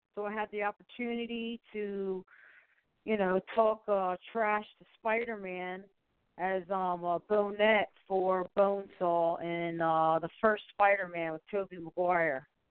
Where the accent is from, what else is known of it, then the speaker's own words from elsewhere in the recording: Baltimore, Maryland, United States; moved away as an adult; also born or lived in California; I'm back to my hometown Baltimore, Maryland